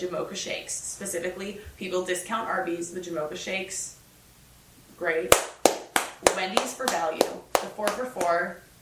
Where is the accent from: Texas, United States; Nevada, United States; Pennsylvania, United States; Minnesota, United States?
Minnesota, United States; born or raised there; moved away